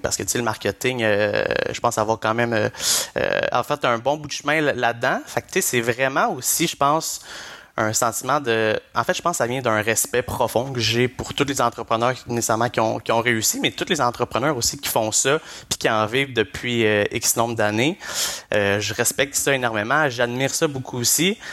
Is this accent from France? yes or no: no; Blainville, Quebec, Canada; moved away as an adult; je suis parti vraiment de Blainville, où que je résidais euh, chez mes parents, et je suis allé directement après euh, à Québec, à l'Université Laval